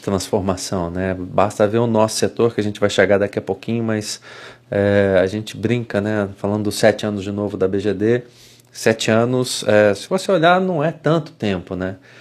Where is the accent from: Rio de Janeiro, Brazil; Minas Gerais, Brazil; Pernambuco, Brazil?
Minas Gerais, Brazil; Juiz de Fora; moved away as an adult; also born or lived in Vitória, Espírito Santo / Belo Horizonte; eu saí de Juiz de Fora, eu fui para Vitória, no Espírito Santo